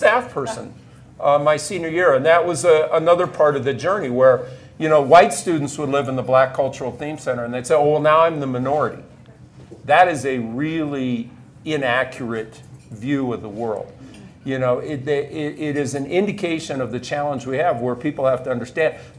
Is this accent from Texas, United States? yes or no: no; Nebraska, United States; moved away as an adult; I grew up on a farm near a small community in Nebraska